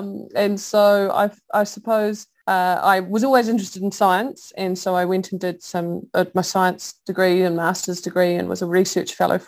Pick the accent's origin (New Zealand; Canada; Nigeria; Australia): New Zealand; from Aotearoa, New Zealand, and I live in Dunedin, which is at the bottom of the South Island